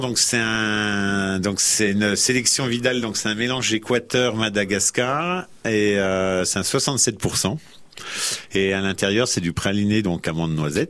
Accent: Dijon, Bourgogne-Franche-Comté, France; also born or lived in Lyon; now in Auxerre, France; je viens de Dijon, je, suis, châtillonnais, donc Côte de Rien.

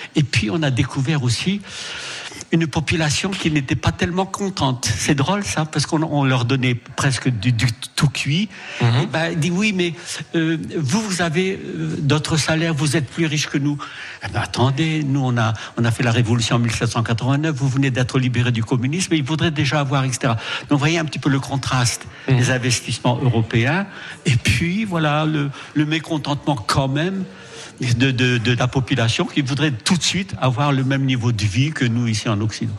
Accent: Marles-les-Mines, Hauts-de-France, France; je suis né à Marle-les-Mines et dans la cité du Rond-Point

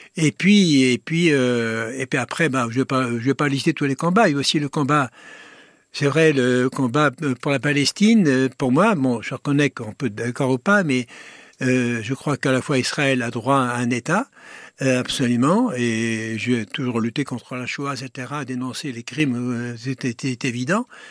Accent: Angers, Pays de la Loire, France; moved away as an adult; now in Grenoble, France; je suis originaire de d'Angers, dans l'ouest de la France

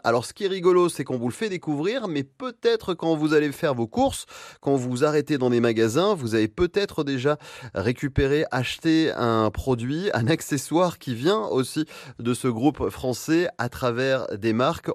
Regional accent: France; chez nous en France.

